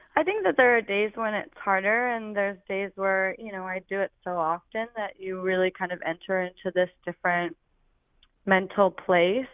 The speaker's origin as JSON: {"language": "English", "region": "Oregon", "country": "United States", "moved": "yes", "lives_now": "Philadelphia, United States", "said": "I'm from Oregon originally"}